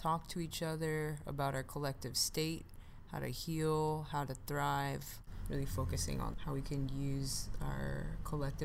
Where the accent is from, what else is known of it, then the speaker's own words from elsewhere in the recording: San Francisco, California, United States; I'm from the Bay